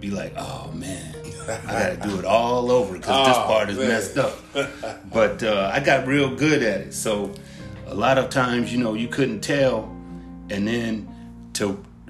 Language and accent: English; South San Francisco, California, United States; I was born in Frisco